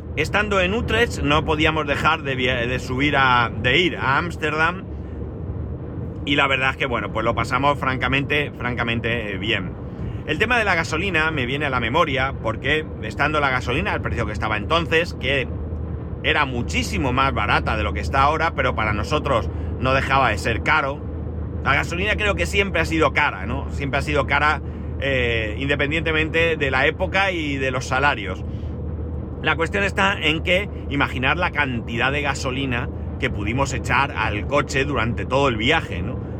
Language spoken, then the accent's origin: Spanish; Spain